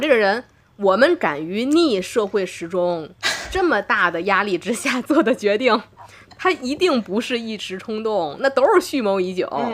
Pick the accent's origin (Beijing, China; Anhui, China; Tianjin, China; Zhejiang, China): Tianjin, China; 我是天津人